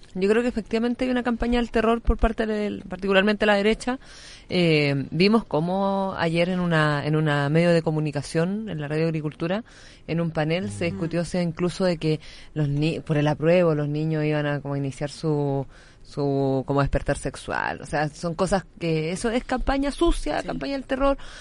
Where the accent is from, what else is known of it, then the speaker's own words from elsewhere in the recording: Santiago, Santiago Metropolitan Region, Chile; yo soy de Quinta Normal, tengo mi, mi trabajo territorial allá